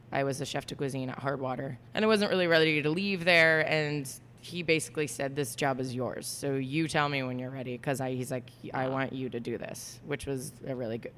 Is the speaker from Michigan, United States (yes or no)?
no; Florida, United States; moved away as an adult; also born or lived in New York; now in California, United States; I'm from Florida.